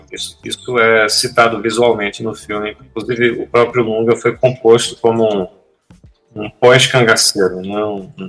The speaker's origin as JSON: {"language": "Portuguese", "region": "Northeast Region", "country": "Brazil", "said": "Eu sou do Nordeste, eu vi o que aconteceu aqui."}